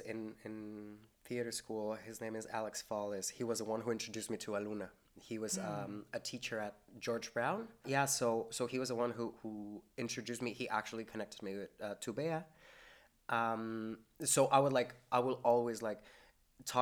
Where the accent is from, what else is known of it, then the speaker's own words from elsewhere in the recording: Metepec, State of Mexico, Mexico; moved away as an adult; also born or lived in Corner Brook, Canada; now in St. John's, Canada; I am from Metepec. Like, it's a very small town in Mexico